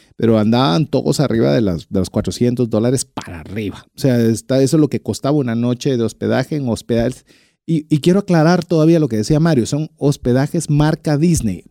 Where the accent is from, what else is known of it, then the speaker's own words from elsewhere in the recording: Guatemala; como buen latino, buen guatemalteco, buen chapín